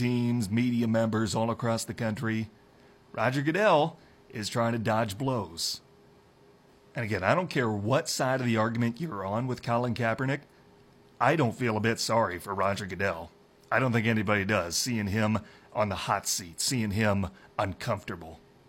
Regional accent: Iowa, United States; now in Upper Peninsula of Michigan, United States; We're about 20 degrees warmer up here than my home state of Iowa.

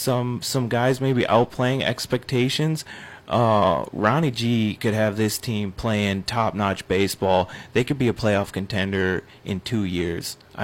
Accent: River Falls, Wisconsin, United States; moved away; growing up in River Falls, Wisconsin

